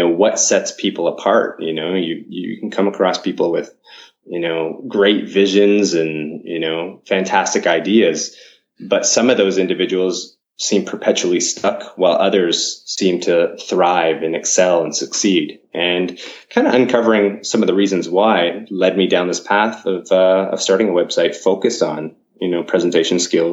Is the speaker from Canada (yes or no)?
yes; Canada; moved away as an adult; now in Japan; I've my heritage, I guess I'm Canadian, but I've been here within Japan mm-hmm. for about 15 years now